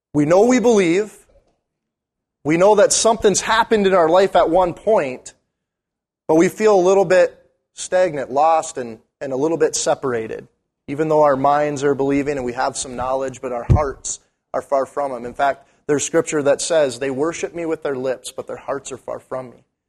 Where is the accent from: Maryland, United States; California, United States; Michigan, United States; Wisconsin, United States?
Michigan, United States; Munising; also born or lived in Bismarck, North Dakota; now in Duluth, United States; I'm from Uniseen